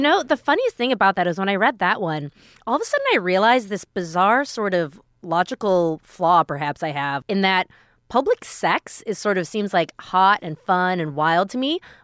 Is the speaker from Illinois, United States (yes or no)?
no; Minneapolis, Minnesota, United States; I grew up in Minneapolis